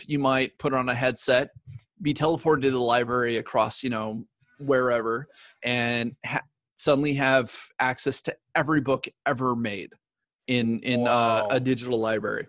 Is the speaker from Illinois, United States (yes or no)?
no; Tulalip Indian Reservation, Washington, United States; I'm actually from a reservation. Like I'm from the Tulalip Indian Reservation. Like, that's where I grew up.